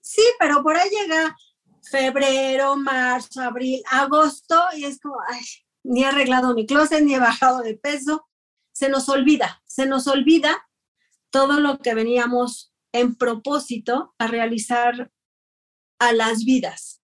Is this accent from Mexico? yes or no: yes; Ciudad Juárez, Chihuahua, Mexico; yo soy de Ciudad Juárez, Chihuahua.